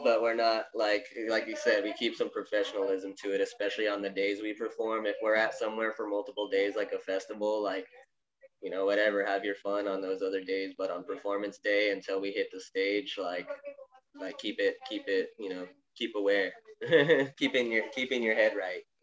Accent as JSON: {"language": "English", "town": "Tucson", "region": "Arizona", "country": "United States", "tie": "born or raised there", "said": "Born and raised Tucson, Arizona"}